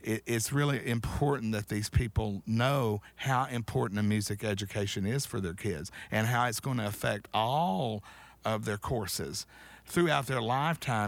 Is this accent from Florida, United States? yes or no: no; Chattanooga, Tennessee, United States; moved away as an adult; also born or lived in Atlanta; I grew up in Chattanooga.